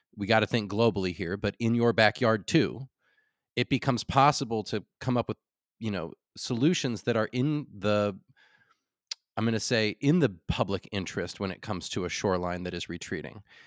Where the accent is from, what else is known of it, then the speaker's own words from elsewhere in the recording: California, United States; as a Californian